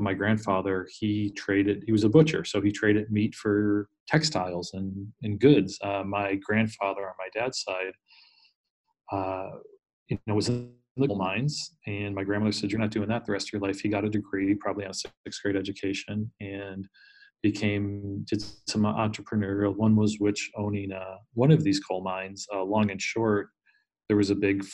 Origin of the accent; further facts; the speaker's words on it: Scranton, Pennsylvania, United States; I grew up in Scranton, PA, Northeast Pennsylvania